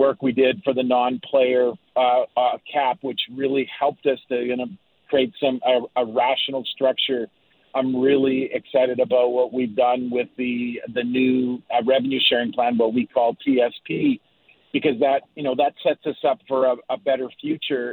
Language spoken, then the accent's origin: English; Winnipeg, Manitoba, Canada; since I was a kid growing up in Winnipeg